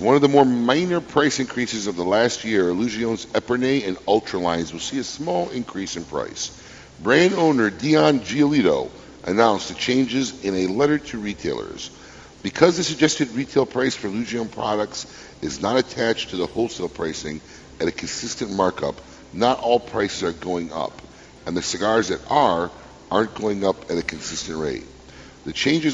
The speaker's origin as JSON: {"language": "English", "town": "Chicago", "region": "Illinois", "country": "United States", "tie": "born or raised there", "moved": "yes", "lives_now": "Florida, United States"}